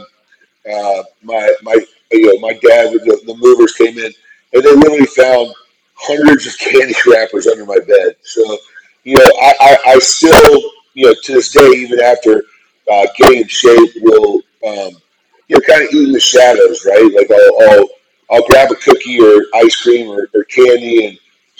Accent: Fort Worth, Texas, United States; I grew up in Fort Worth, Texas

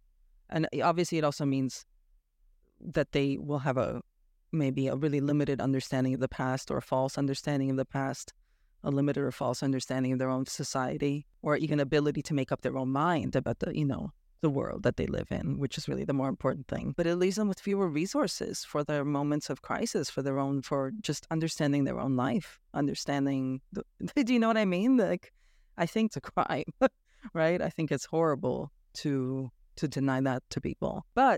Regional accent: Romania; born there; Well, I was born in Romania, and I have gone back there for visits

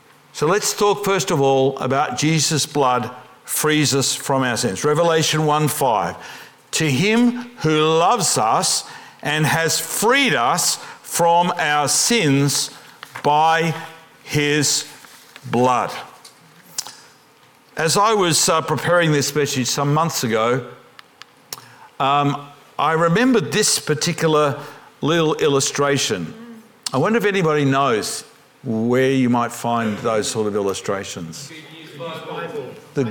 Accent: Australia; I'm an Australian Pentecostal

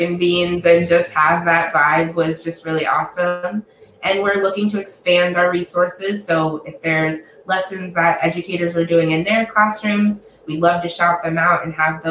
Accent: Ohio, United States; now in Washington, D.C., United States; I'm originally from Ohio.

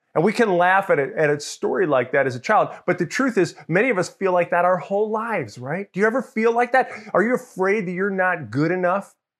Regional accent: Mamaroneck, New York, United States; also born or lived in Larchmont, New York; I grew up in New York, and outside of the, the city of New York, in a place called Mamaroneck. I grew up Larchmont, Mamaroneck, as a kid.

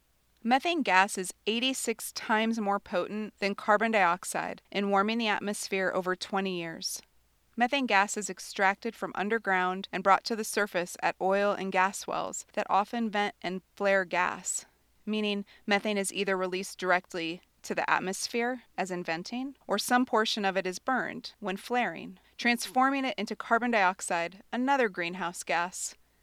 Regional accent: Montana, United States; For me, a major part of growing up in Montana was growing up around Montana's rivers and streams, such as the Madison and Gallatin Rivers, where I learned how to fly fish and to appreciate what we have.

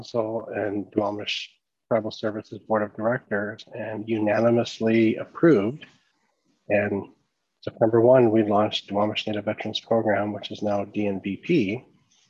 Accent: Southeast Alaska, United States; I am from Metro Capital of British Columbia in Southeast Alaska

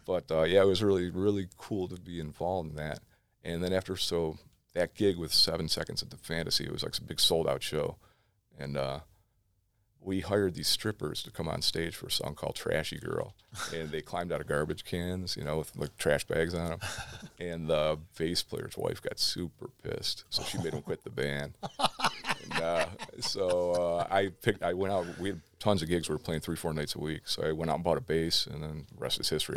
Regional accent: Cleveland, Ohio, United States; I grew up in West Park when they started busing. I moved out to the suburbs.

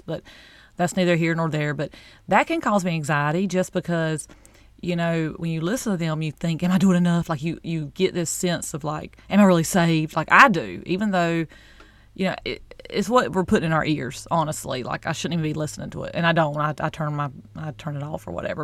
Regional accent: the South, United States; I'm from the South

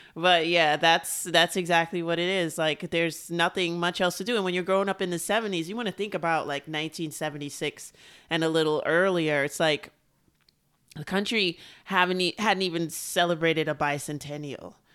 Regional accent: New York City, New York, United States

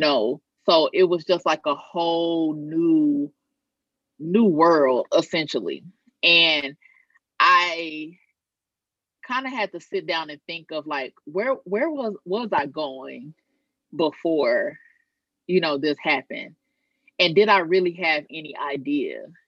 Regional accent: Arkansas, United States; also born or lived in Maryland; now in New Orleans, United States; I'm originally from Arkansas, so getting back closer to home

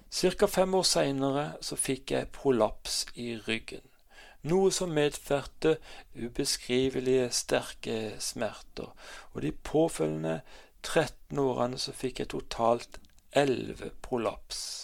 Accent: Kristiansand, Agder, Norway; Jeg er født og oppvokst i Kristiansand

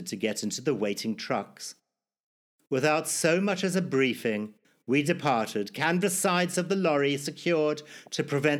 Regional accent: Zimbabwe; born or raised there

